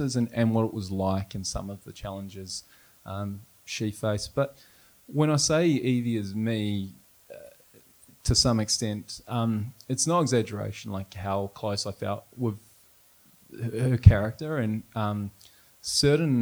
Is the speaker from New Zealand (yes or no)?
yes; New Zealand; moved away; also born or lived in Canada; I'm from New Zealand